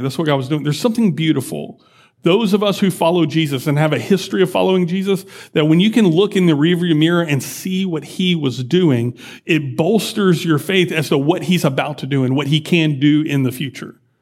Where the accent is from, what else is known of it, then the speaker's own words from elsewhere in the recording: Mid-County, Texas, United States; also born or lived in Dallas-Fort Worth, Texas; we're from Mid-County, but we lived in D F W for several years, six or seven years.